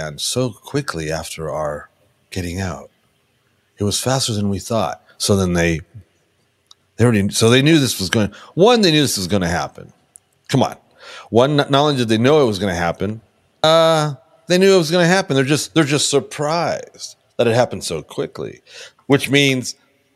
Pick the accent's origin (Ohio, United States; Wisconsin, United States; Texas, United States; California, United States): California, United States; Burbank; I'm from Burbank